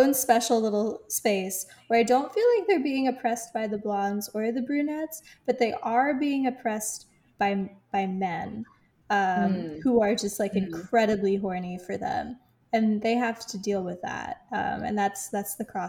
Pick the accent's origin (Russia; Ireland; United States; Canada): Ireland; I guess as an Irish person, I do have to take some issue with that.